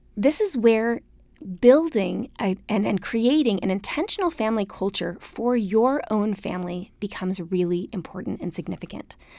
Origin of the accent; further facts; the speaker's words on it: Salt Lake City, Utah, United States; moved away as an adult; also born or lived in Austin, Texas; growing up in Salt Lake where you were always five minutes from a trail